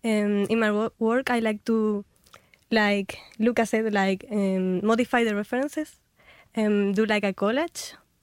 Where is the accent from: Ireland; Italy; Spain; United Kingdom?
Spain; Huelva, Andalusia; Huelva. I'm from Huelva.